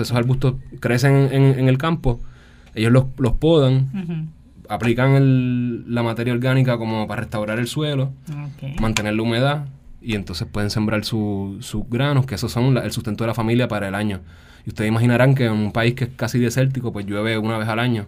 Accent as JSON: {"language": "Spanish", "town": "San Juan", "country": "Puerto Rico", "tie": "born or raised there", "also_born_or_lived": "France", "said": "soy de San Juan, soy natural de San Juan y a pesar de haber nacido y ser criado en la ciudad"}